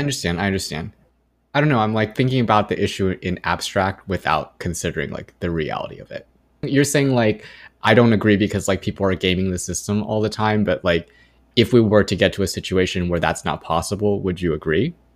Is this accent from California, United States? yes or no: yes; Irvine, California, United States; growing up in Irvine